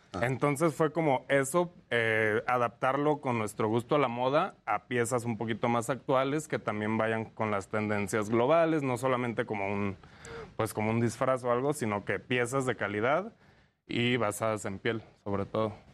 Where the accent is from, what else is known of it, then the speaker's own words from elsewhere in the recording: Lagos de Moreno, Jalisco, Mexico; now in Mexico City, Mexico; Somos de Jalisco, eh, eh, somos de Lagos de Moreno.